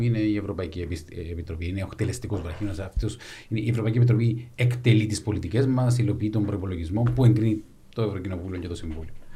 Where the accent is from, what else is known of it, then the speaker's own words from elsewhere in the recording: Larnaca, Larnaca District, Cyprus; γεννήθηκα μεγάλο σε Λάρνακα